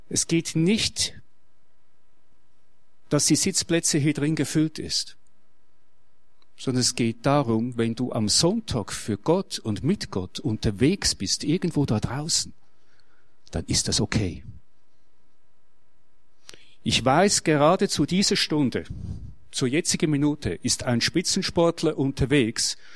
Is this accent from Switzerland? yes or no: yes; Switzerland; Ich bin Schweizer und ich lebe das Schützenwesen.